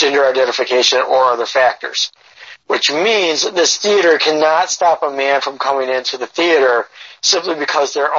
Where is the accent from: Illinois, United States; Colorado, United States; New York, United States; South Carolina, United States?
New York, United States; I'm white, but because I'm from New York